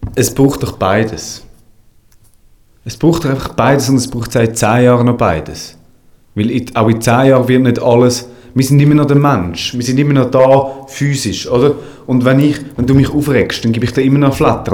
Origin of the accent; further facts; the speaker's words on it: Switzerland; bei uns in der Schweiz